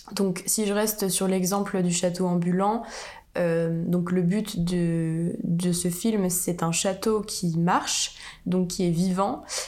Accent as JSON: {"language": "French", "country": "France", "said": "en tant que française"}